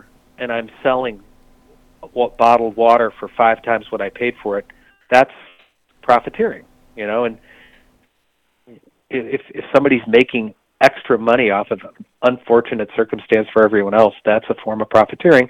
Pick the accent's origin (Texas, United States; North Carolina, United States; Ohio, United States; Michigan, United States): Michigan, United States; I grew up in Michigan